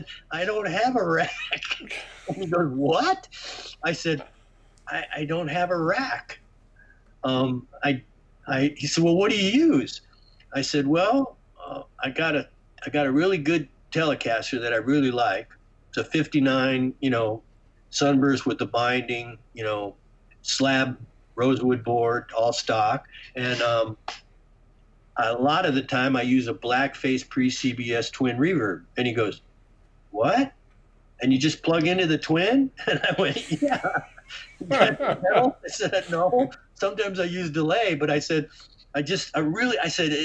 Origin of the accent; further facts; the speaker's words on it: Detroit, Michigan, United States; moved away; also born or lived in Arizona; I grew up in Detroit